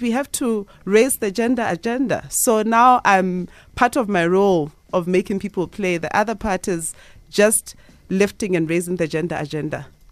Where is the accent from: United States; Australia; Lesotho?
Lesotho; I was born in Lesotho.